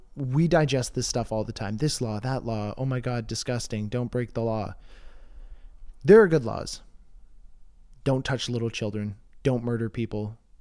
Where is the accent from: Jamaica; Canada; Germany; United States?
Canada; I'm Canadian